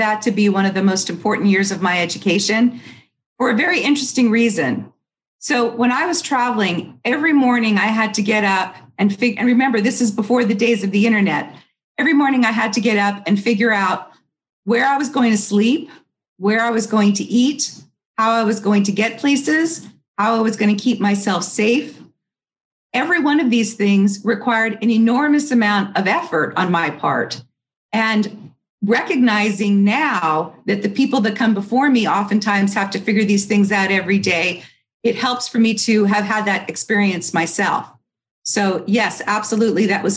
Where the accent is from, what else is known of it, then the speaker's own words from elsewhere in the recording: California, United States; moved away as an adult; also born or lived in New York / Utah / Washington, D.C.; now in Palm Beach County, United States; I grew up in California. I was actually born in New York, lived for a while in Utah, but I spent most of my formative years in California